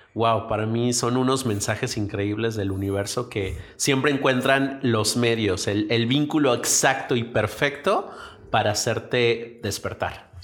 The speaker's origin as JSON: {"language": "Spanish", "country": "Mexico"}